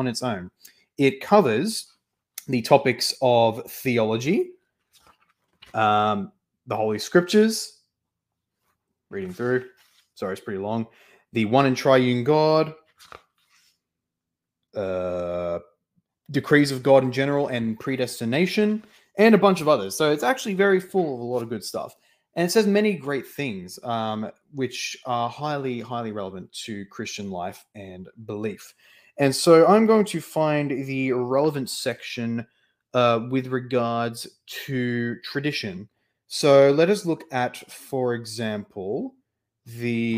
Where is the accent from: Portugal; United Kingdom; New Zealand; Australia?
Australia; me as an Australian and not even a rural Australian, but like a suburban Australian